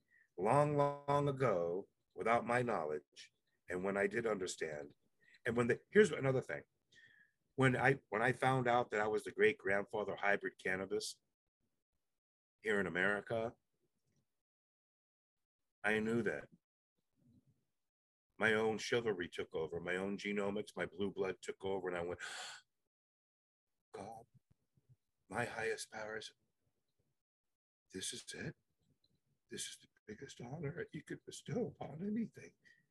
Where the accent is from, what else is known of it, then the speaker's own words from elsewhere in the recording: Jamaica; My mother was the director general of the embassies of Jamaica. And I grew up a lot in Jamaica with Jamaicans.